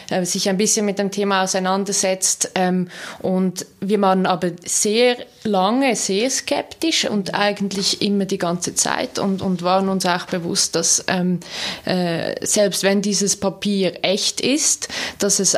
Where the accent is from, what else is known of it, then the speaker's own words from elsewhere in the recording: Zug, Switzerland; ich bin ja in Zug aufgewachsen, das heißt, ich habe diese Geschichte immer wieder auch gehört.